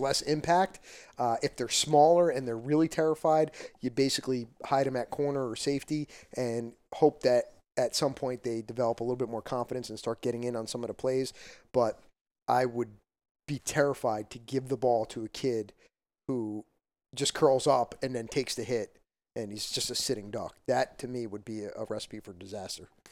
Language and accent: English; Parsippany, New Jersey, United States; I came from Parsippany